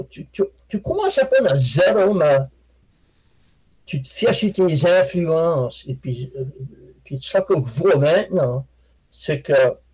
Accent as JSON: {"language": "French", "country": "Canada", "said": "que considère de la musique, de musique acadienne, parce que je suis acadien."}